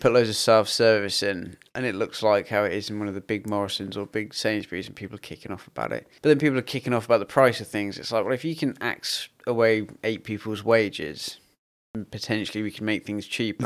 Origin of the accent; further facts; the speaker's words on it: United Kingdom; we as British people